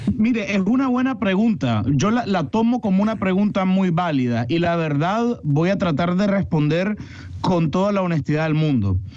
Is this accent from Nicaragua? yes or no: yes; Nicaragua; como nicaragüense, como amante del azul y blanco